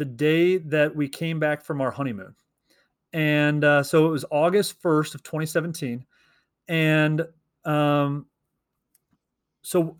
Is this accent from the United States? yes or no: yes; Missouri, United States; we are two teachers from Missouri